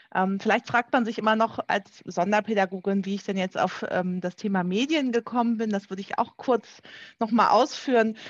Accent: Schleswig-Holstein, Germany; bei uns in Schleswig-Holstein

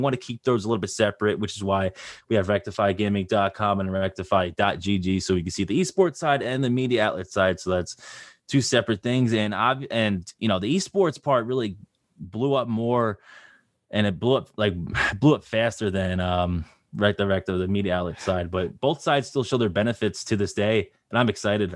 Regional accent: Long Island, New York, United States; I am from Long Island, New York

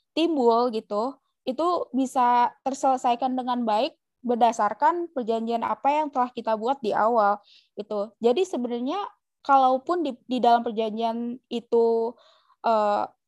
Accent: Java, Indonesia; kita dari Jawa

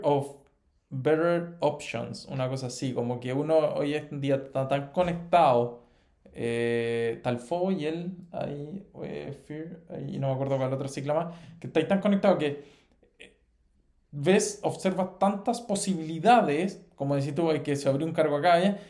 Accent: Chile; moved away as an adult; also born or lived in Italy; now in Spain; Nosotros estamos eh, mal acostumbrado como chilenos

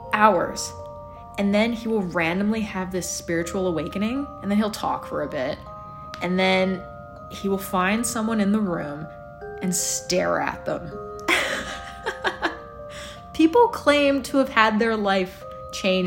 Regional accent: Edmonton, Alberta, Canada; my hometown of Edmonton, Alberta, Canada

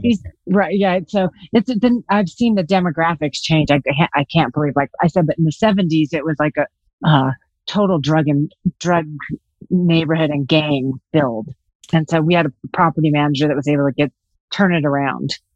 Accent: Los Angeles, California, United States; also born or lived in Iowa / New York City / Colorado; now in Vail, United States; I was born in Iowa, raised in Los Angeles, uh, lived in New York City for 13 years, and I've now been in Colorado for 23

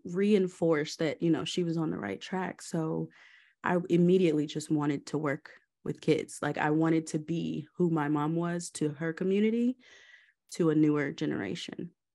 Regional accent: Georgia, United States; also born or lived in Maryland; I was born in Maryland, um, and moved to Georgia when I was about four years old

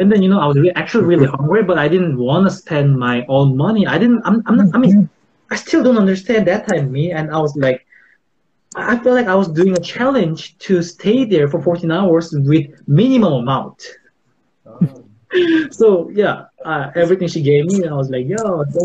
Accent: South Korea; I'm from South Korea

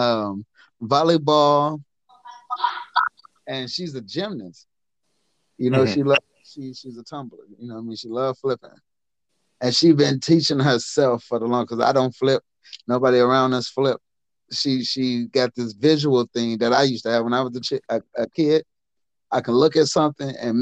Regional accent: Milwaukee, Wisconsin, United States; I'm from Milwaukee

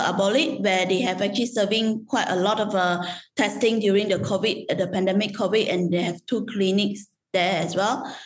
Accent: Malaysia; moved away as an adult; now in Vietnam; I'm a Malaysian Chinese

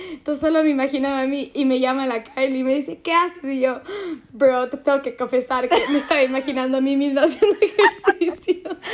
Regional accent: Quito, Pichincha, Ecuador; now in Netherlands; soy quiteña

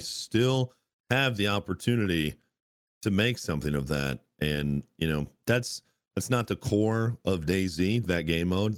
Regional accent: United States; as an American

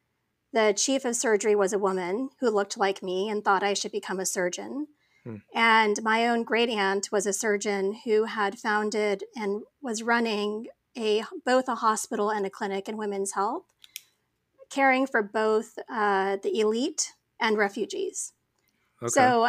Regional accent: Saudi Arabia; also born or lived in Phoenix, Arizona; I was born in Phoenix, Arizona to parents who'd migrated to the United States from Pakistan. My dad actually had gone to USC prior to that and then ended up getting a job in Saudi Arabia. So I with the oil industry. So I grew up as like an expat

